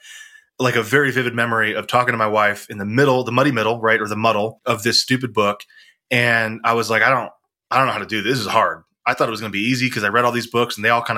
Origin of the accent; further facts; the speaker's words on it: Texas, United States; I was from Texas